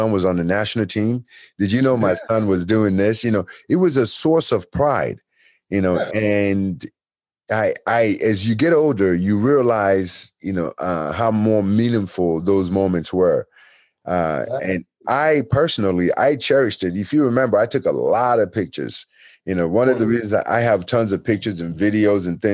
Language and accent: English; United States; also born or lived in Nigeria; I grew up in America and, you know, since I was 10 years old